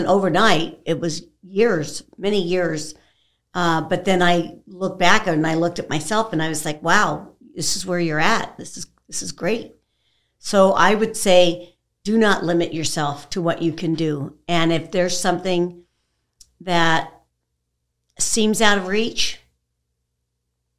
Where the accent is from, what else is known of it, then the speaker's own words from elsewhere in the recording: California, United States; moved away; I'm originally from California